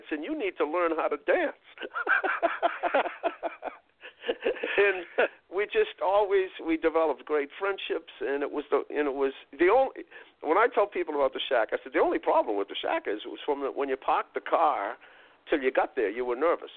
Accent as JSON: {"language": "English", "town": "Boston", "region": "Massachusetts", "country": "United States", "tie": "born or raised there", "said": "I grew up 2 miles from here. I grew up in Roxbury"}